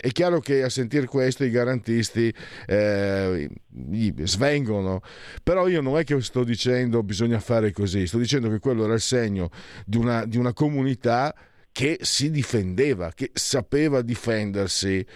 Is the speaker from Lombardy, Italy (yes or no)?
no; San Vito al Tagliamento, Friuli-Venezia Giulia, Italy; io sono di San Vito il Tagliamento, Bassa Friulana